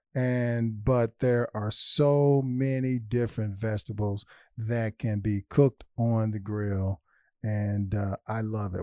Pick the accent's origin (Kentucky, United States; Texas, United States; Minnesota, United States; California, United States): Kentucky, United States; Louisville; also born or lived in Detroit, Michigan; my hometown